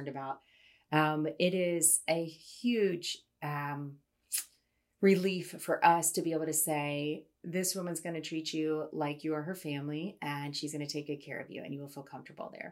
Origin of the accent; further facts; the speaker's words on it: Dayton, Ohio, United States; now in Athens, United States; grew up in Dayton, Ohio